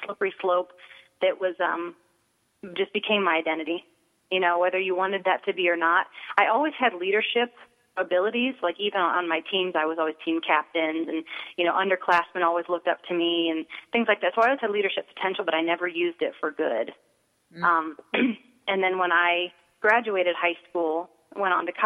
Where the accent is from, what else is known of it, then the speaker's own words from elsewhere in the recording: Akron, Ohio, United States; I grew up in Akron, Ohio, and I come from a wonderful family